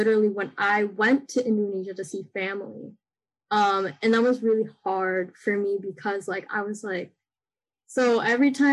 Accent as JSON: {"language": "English", "country": "United States", "tie": "born or raised there", "said": "I grew up in American school"}